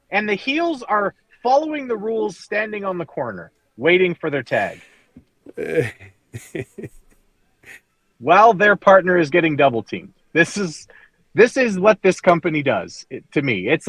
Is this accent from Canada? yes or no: yes; Canada; I'm a Canadian